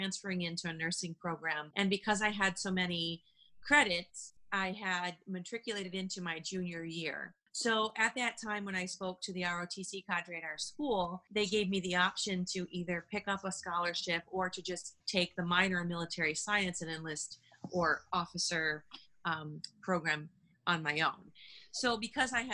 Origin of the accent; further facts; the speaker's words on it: Buffalo, New York, United States; moved away as an adult; also born or lived in Washington, District of Columbia, United States / Bitburg, Germany; I'm from Buffalo, New York